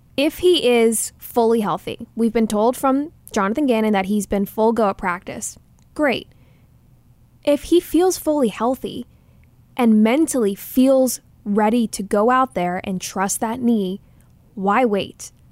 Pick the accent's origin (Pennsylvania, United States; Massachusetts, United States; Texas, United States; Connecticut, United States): Texas, United States; now in Arizona, United States; Rangers are my hometown team